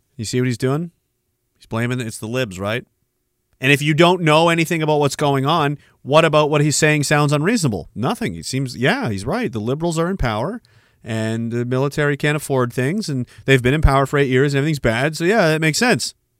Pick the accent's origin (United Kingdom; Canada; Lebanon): Canada; I'm Canadian